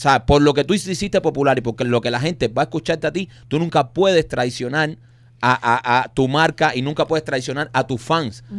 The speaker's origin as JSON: {"language": "Spanish", "country": "Cuba", "said": "como los cubanos"}